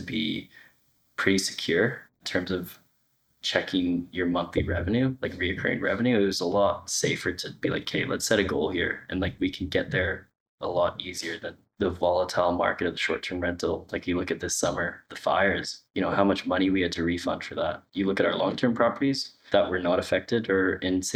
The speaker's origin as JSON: {"language": "English", "town": "Kelowna", "region": "British Columbia", "country": "Canada", "said": "I was from Kelowna, Canada"}